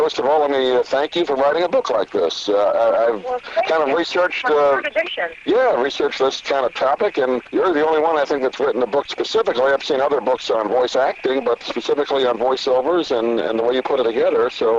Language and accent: English; New York, United States; I grew up in New York